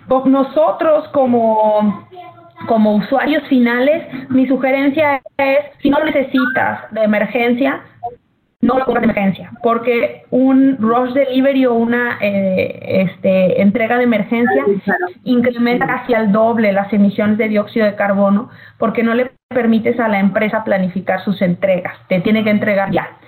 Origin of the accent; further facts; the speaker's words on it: Mexico; moved away as an adult; now in United States; como mexicanos